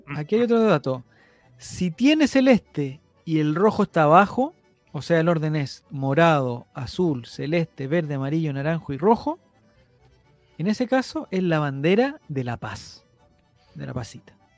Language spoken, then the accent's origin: Spanish; Chile; como chilenos nosotros